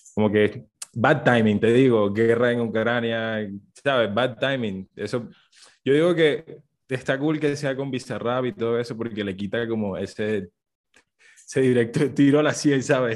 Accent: Colombia; como colombianos

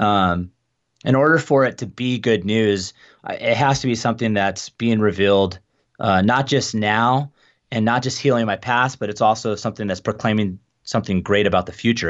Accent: Phoenix, Arizona, United States; moved away as an adult; also born or lived in Tucson, Arizona; now in Spokane, United States; I grew up in Phoenix

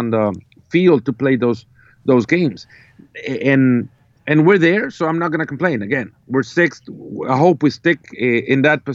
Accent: El Salvador; I come from El Salvador

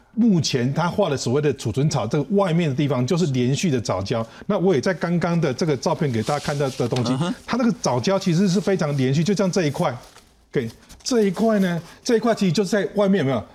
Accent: Taichung, Taiwan; moved away; 我本身来自台中是。那我的家人，我的父母八十几岁了，然后我的，我的兄弟姐妹都是住在台中

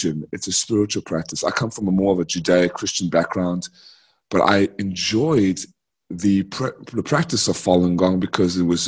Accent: United States; also born or lived in South Africa / Atlanta, Georgia; I'm an American citizen, South African born, native, American raised, 25 years in America. My family moved in 1995 because they saw no future in South Africa.

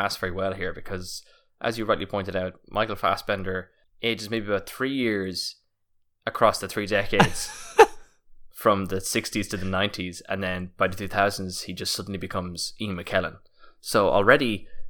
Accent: Munster, Ireland; I'm Irish, I'm from County Kerry.

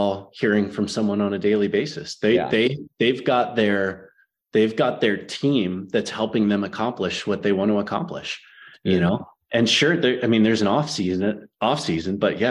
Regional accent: Philadelphia, Pennsylvania, United States; moved away; I'm a dad from Philadelphia originally

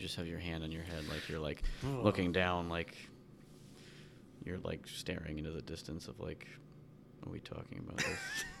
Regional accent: New Jersey, United States; also born or lived in New York; now in Chicago, United States; I was born in New York. Okay. Raised in New Jersey.

